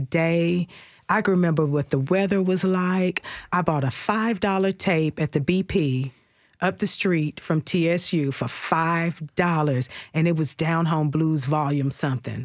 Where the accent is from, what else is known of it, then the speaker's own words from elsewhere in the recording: Dyersburg, Tennessee, United States; moved away as an adult; now in Nashville, United States; I'm from down by Memphis. I'm from Dyersburg.